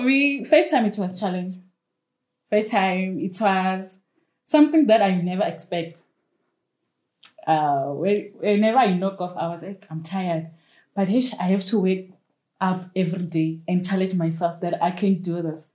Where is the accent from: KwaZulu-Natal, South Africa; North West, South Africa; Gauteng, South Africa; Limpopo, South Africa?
Limpopo, South Africa; I'm from Limpopo.